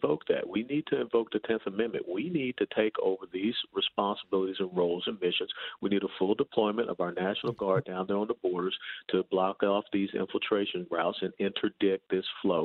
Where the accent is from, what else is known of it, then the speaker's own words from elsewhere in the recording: Georgia, United States; moved away as an adult; also born or lived in Tennessee; now in Texas, United States; I was born and raised in Georgia, went to the University of Tennessee.